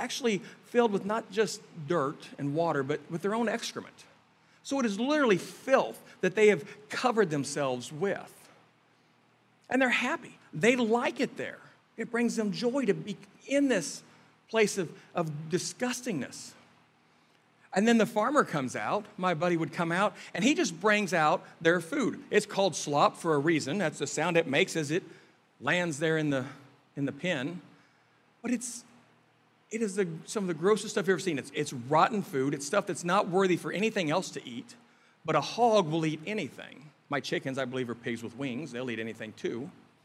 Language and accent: English; Kansas City, Missouri, United States; moved away; we're from Kansas City in the Midwest area